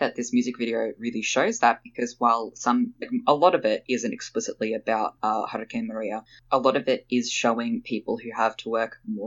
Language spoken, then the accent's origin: English; Australia; being Australian